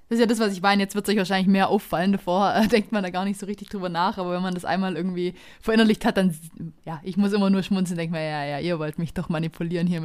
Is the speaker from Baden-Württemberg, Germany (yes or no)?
yes; Tettnang, Baden-Württemberg, Germany; Ravensburg ist tatsächlich, bevor ich hier Ärger kriege, nicht meine Heimatstadt. Ich komme aus Tettnang.